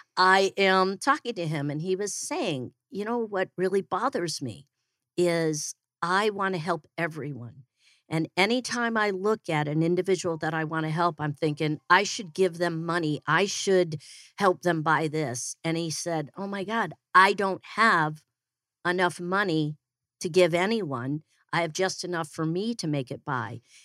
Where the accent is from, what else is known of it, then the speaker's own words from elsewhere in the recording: Naperville, Illinois, United States; moved away as an adult; also born or lived in Denver, Colorado; now in Phoenix, United States; I am originally from Chicago. I like to say I'm from Chicago. It just sounds really cool. Uh, I'm actually from Naperville.